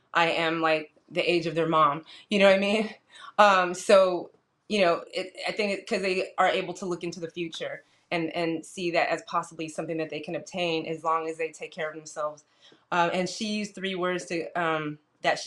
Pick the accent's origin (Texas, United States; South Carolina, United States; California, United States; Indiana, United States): California, United States; San Jose; moved away as an adult; now in Los Angeles, United States; I'm from San Jose, California, born and raised, and I moved to L.A. about 23 years ago